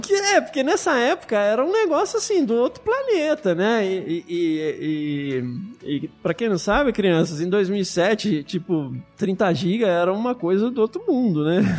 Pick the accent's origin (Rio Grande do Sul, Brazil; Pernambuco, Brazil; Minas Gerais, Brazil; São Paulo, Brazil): Minas Gerais, Brazil; Carangola; eu sou do interior de Minas, né? Uma cidade hoje já um pouco maior, mas eu cresci numa cidade de menos de 20 mil habitantes. Uma cidadezinha no interior de Minas chamada Carangola